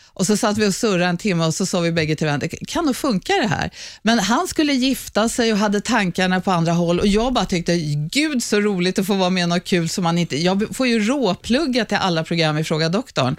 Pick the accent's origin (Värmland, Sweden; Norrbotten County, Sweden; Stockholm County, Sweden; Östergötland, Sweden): Stockholm County, Sweden; Stockholm; accent: Söder dialect; jag är uppvuxen, jag är född på Södersjukhuset här bakom där vi står nu. Jag är uppvuxen på Söder och söder om Söder